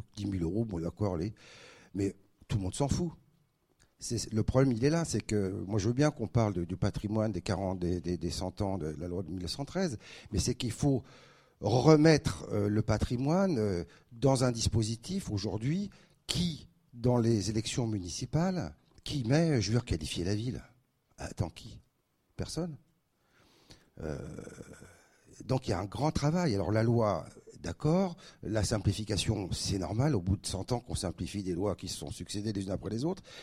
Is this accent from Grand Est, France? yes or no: no; Paris, Île-de-France, France; moved away as an adult; also born or lived in Aix-en-Provence / Dijon; now in Reims, France; je suis parisien du 5e arrondissement. J'étais au lycée Rodin à la Mouffetard